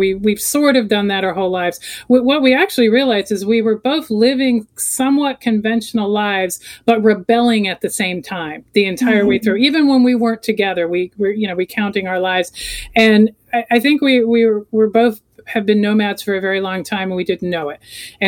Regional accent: Florida, United States; moved away as an adult; also born or lived in Colorado; I grew up in Florida, moved to Colorado in 95

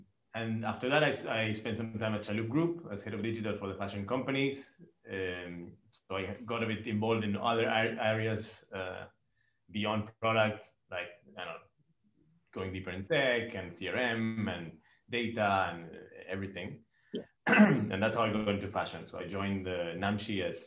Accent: Argentina; moved away as an adult; now in Dubai, United Arab Emirates; I'm from Argentina.

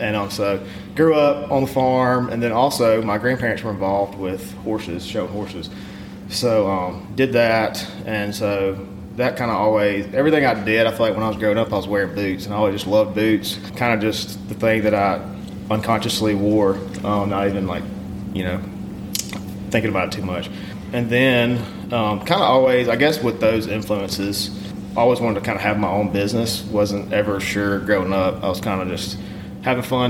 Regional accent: Pontotoc, Mississippi, United States; now in Oxford, United States; I grew up in Pontotoc, Mississippi. I live in Oxford now.

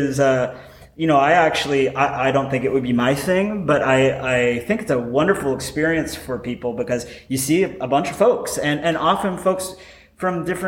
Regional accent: Phoenix, Arizona, United States; moved away; I grew up in Phoenix

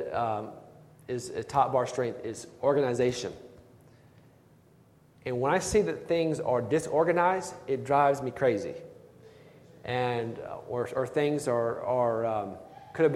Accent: Blythewood, South Carolina, United States; the church where I grew up in Blythewood, South Carolina

